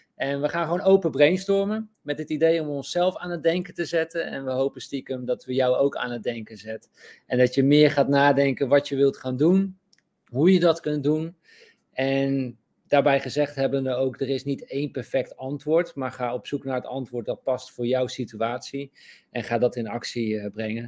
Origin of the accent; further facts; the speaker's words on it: Netherlands; we dat als Nederlanders ook niet eh, beseffen, omdat we in zo'n ja, toch wel goed land zijn opgegroeid